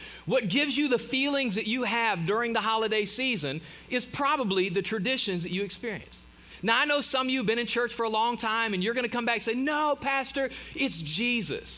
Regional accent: Ohio, United States; moved away; We typically get to go north back. I'm from Ohio. Typically get to go home for the holidays

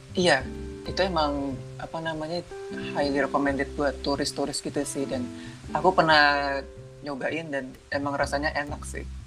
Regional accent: South Tangerang, Banten, Indonesia; moved away as an adult; now in Yogyakarta, Indonesia; asalku dari Tangerang Selatan

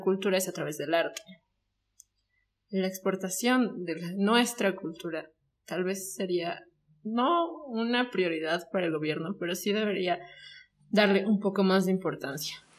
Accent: Bolivia

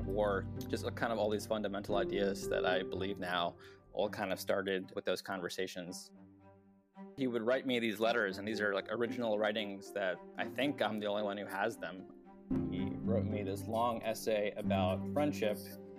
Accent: New York, United States; growing up specifically as a South Asian, growing up in New York after 9/11

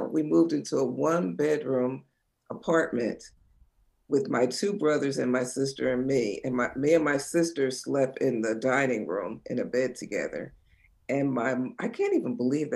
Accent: New Jersey shore, United States; I grew up in New Jersey on the shore

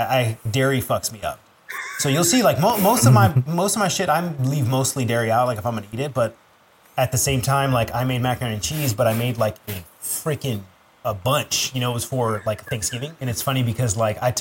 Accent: Northern Virginia, United States; moved away; also born or lived in Sterling, Virginia / West Springfield, Virginia / Alexandria, Virginia / Washington, District of Columbia, United States; I grew up in Nova, man. So I grew up in, you'll probably know it, but I jumped around all Northern Virginia.

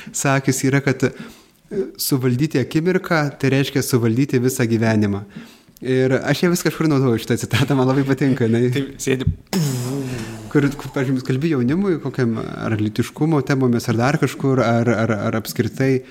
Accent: Pilikalniai village, Bartninkai parish, Vilkaviškis deanery, Marijampolė County, Lithuania; esu kilęs iš Vilkaviškio dekanato Bartininkų parapijos Pilikalnių kaimo

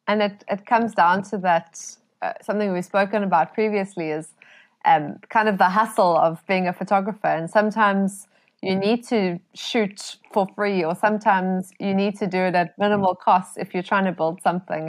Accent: South Africa; as South African photographers

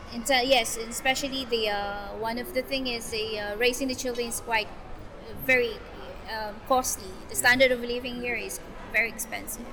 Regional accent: Philippines; moved away

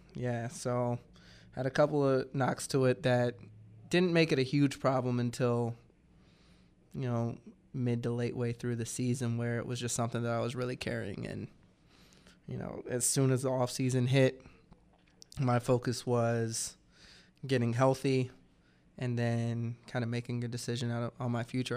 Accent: Georgia, United States; moved away; I'm from Georgia

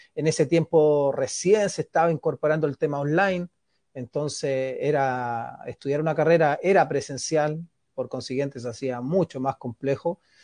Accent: Santiago, Santiago Metropolitan Region, Chile; moved away as an adult; also born or lived in Viña del Mar, Chile / Mexico / Argentina / Cyprus; yo nací en Viña del Mar, eh, pero me fui muy chico a, a Santiago con, la familia. A los cinco años

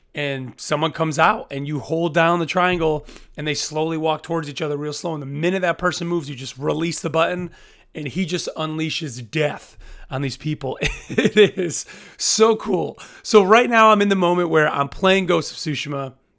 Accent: United States; as an American

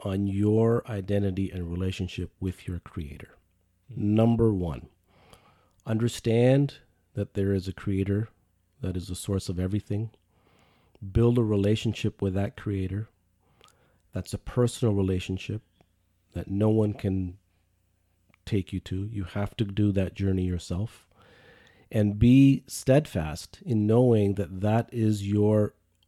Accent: Canada; spending most of my life here, I would say I'm more Canadian

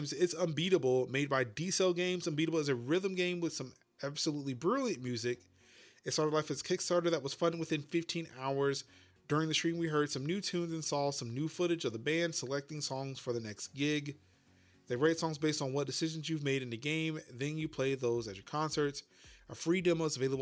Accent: United States; as an American

